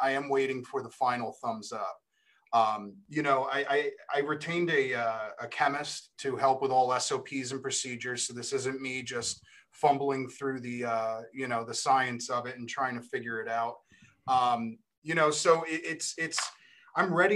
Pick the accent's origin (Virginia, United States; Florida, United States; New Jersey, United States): New Jersey, United States; accent: Jersey; moved away as an adult; now in Plymouth, United States; I'm from Jersey